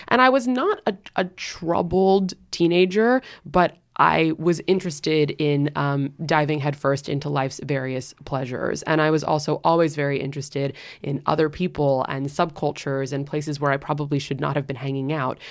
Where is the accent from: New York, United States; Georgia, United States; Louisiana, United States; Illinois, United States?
New York, United States; New York City; also born or lived in London; I'm spoken like a true New Yorker